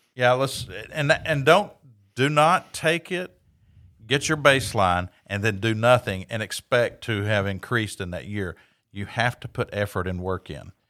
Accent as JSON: {"language": "English", "town": "Knoxville", "region": "Tennessee", "country": "United States", "tie": "born or raised there", "said": "I grew up in Knoxville, Tennessee"}